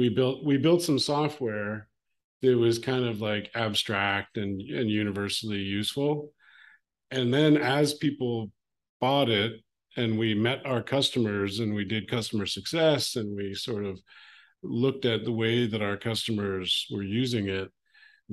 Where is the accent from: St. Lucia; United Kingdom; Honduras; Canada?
Canada; Calgary, Alberta; I grew up in Western Canada, a city called Calgary